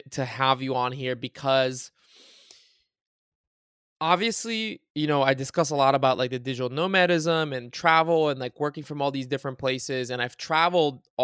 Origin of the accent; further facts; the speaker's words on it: Bulgaria; moved away; also born or lived in United States; when I was growing up in Bulgaria, it was like right when Bulgaria entered the European Union